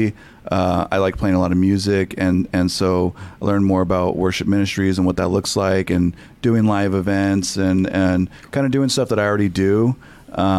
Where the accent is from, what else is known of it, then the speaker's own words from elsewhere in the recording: Selma, United States; I grew up in Selma, so it was a small town